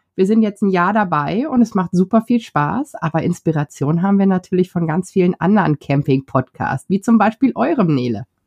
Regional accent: North Rhine-Westphalia, Germany; wir kommen aus Westdeutschland, Niederrhein, wunderschön an der niederländischen Grenze

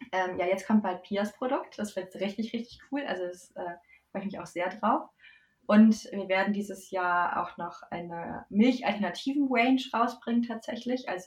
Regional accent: North Rhine-Westphalia, Germany; Ich habe, äh, also ich komme aus der Nähe von Köln.

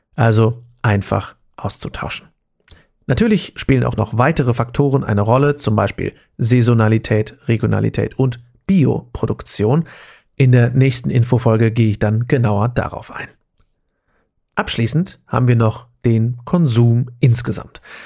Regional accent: Germany; bei uns in Deutschland

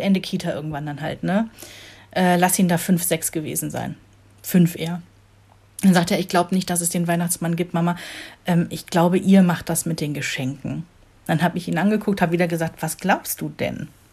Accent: Rhineland, Germany; moved away as an adult; now in Northern Germany; für mich hier im hohen Norden als Rheinländerin

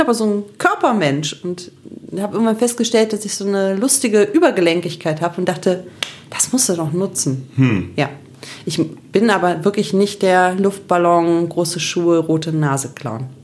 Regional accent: Cologne, North Rhine-Westphalia, Germany; In Köln geboren und im Kölner Dom getauft

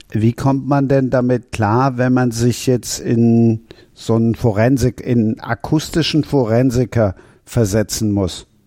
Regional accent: Cologne, North Rhine-Westphalia, Germany; Severin gefällt mir natürlich als Kölner besonders gut.

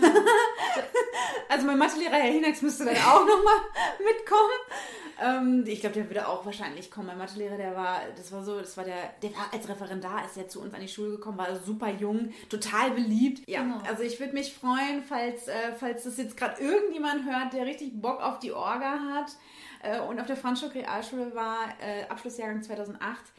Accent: Germany; bei uns in Deutschland

